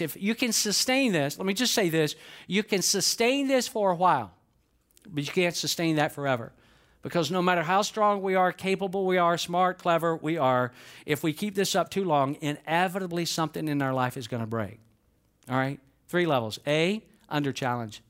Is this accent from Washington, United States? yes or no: no; Georgia, United States; I was born in Georgia.